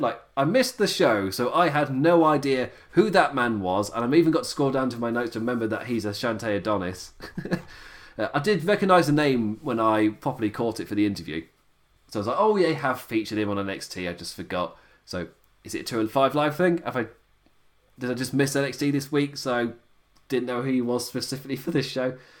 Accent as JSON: {"language": "English", "town": "Nottingham", "region": "East Midlands", "country": "United Kingdom", "said": "I'm from Nottingham."}